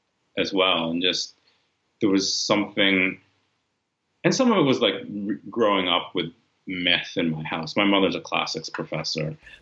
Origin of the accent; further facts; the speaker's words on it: California, United States; also born or lived in New York; at that time, when I'm growing up in California and in upstate New York, not seeing many people who had the experience that I had